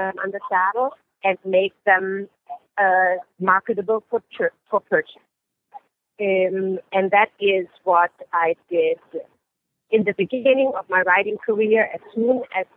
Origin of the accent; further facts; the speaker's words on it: Germany; moved away; I was born and raised in Germany.